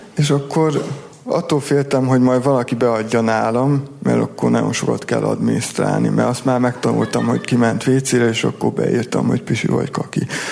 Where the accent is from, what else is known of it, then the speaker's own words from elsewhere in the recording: Szentes, Csongrád-Csanád, Hungary; moved away; Én ott születtem